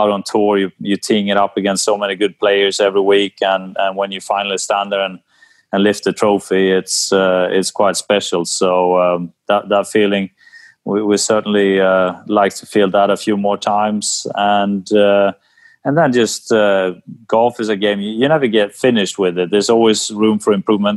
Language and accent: English; Sweden; growing up in Sweden